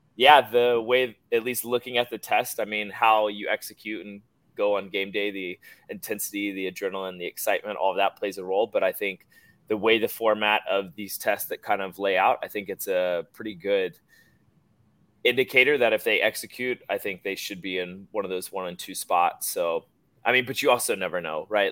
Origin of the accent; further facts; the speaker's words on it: Georgia, United States; grew up in Georgia, about probably 15 minutes from here.